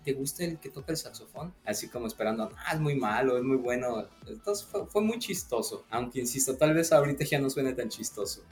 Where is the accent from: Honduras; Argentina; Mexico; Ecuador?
Mexico; Mexico City; yo soy de la Ciudad de México